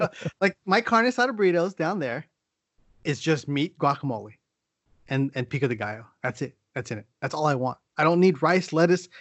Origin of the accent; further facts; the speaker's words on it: San Diego, California, United States; moved away; also born or lived in San Francisco Bay Area; I grew up in San Diego